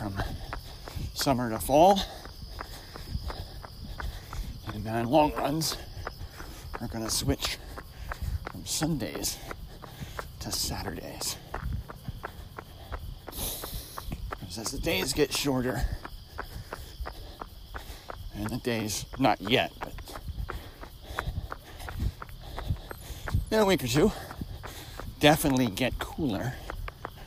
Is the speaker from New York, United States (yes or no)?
yes; New York, United States; moved away; growing up in New York